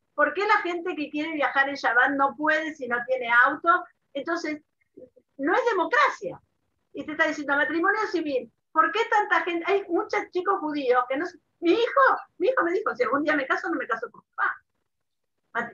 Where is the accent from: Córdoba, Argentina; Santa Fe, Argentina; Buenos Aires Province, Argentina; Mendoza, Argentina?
Mendoza, Argentina; moved away as an adult; also born or lived in Buenos Aires; now in Israel; yo, nací en Buenos Aires, a los ocho años fuimos a vivir a Mendoza